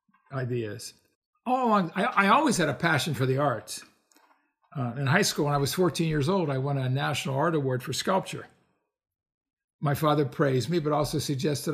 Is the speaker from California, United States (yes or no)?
no; Pittsburgh, Pennsylvania, United States; moved away; also born or lived in Mykonos, Greece; I was born and raised in the Pennsylvania city of Pittsburgh's Milltown days